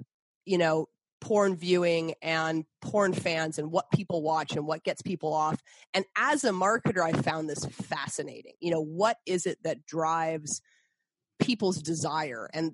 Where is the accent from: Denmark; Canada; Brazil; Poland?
Canada; also born or lived in Boston, United States / Montreal, Canada; I'm originally from Boston, but I grew up in Canada.